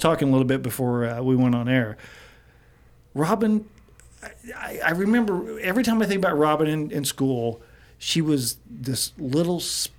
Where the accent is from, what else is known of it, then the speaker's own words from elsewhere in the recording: Midwest, United States; growing up in the Midwest